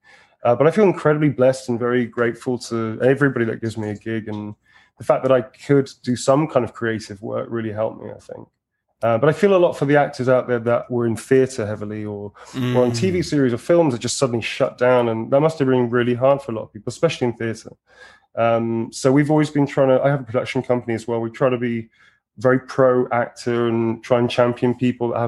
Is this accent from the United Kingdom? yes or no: yes; United Kingdom; I'm fucking British